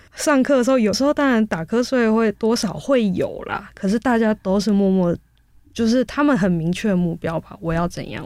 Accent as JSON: {"language": "Chinese", "country": "Taiwan", "also_born_or_lived": "South Korea", "moved": "as an adult", "said": "我是台湾人"}